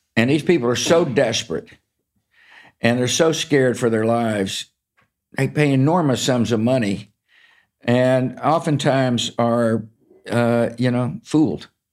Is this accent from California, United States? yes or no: no; Texas, United States; I grew up in Texas